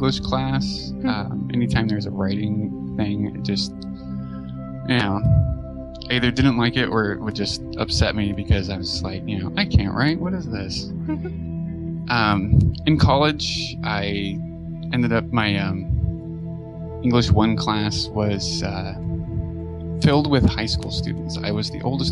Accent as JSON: {"language": "English", "region": "West Coast", "country": "United States", "also_born_or_lived": "Toledo, Ohio", "said": "Then we moved from Toledo, Ohio, back to the West Coast, where I'm from."}